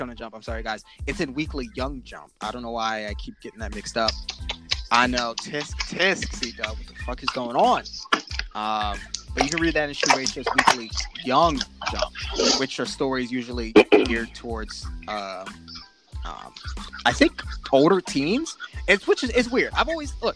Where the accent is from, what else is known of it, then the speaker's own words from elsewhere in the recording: United States; an American